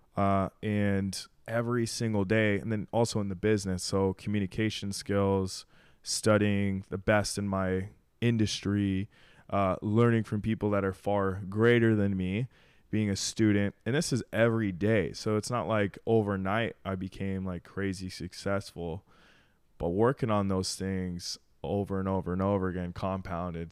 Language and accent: English; Arizona, United States; moved away as an adult; now in Miami, United States; I'm from Arizona